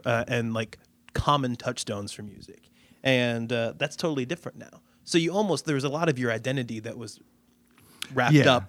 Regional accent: Midwest, United States; And so, I mean, I grew up in the Midwest listening to the radio.

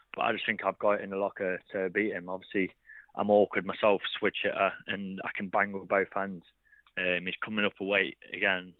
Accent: Derby, East Midlands, United Kingdom; obviously be in Derby, uh, this is my hometown

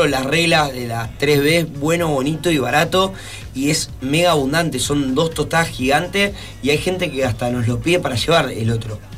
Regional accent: Rosario, Santa Fe, Argentina; somos de Rosario, cuidemos lo nuestro

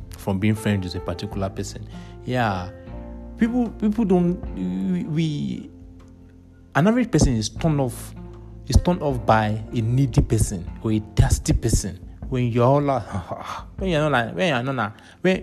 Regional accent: Nigeria; being a Nigerian

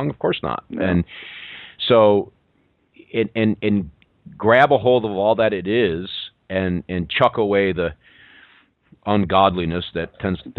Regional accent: Ohio, United States; now in Chattanooga, United States; I'm from I'm from Ohio um, originally.

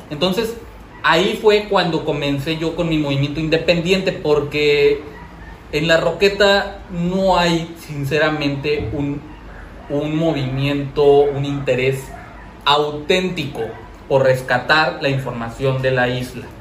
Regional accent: Acapulco, Guerrero, Mexico; sí soy de Acapulco, pero no crecí amando Acapulco. No sabía la información de Acapulco. y la verdad me sentía decepcionado del lugar donde yo nací

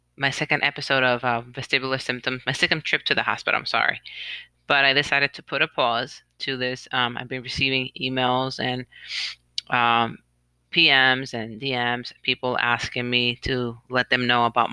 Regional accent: Puerto Rico; moved away as an adult; also born or lived in United States; now in New York, United States; I was born in the United States, but I was raised in Puerto Rico my whole life. So I lived in Puerto Rico since I was 5, and I decided to move back to the States when I was 27.

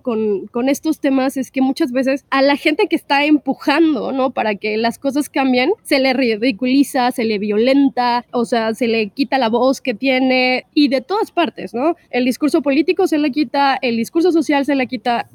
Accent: Mexico; also born or lived in Chiapas

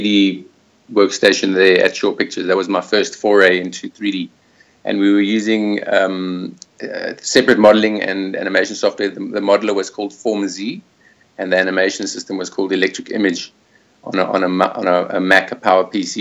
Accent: Johannesburg, Gauteng, South Africa; moved away as an adult; also born or lived in Springs / Cape Town; now in Australia; I am originally from Johannesburg, born in Springs, which is deep south, south of Joburg, and then moved to Cape Town about 20 years, going on 20 years ago

